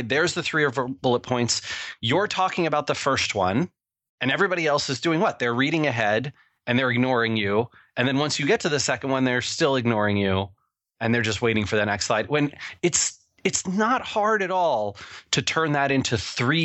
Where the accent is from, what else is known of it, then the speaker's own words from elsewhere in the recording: Seattle, Washington, United States; I'm from Seattle, Washington, where where weed is legal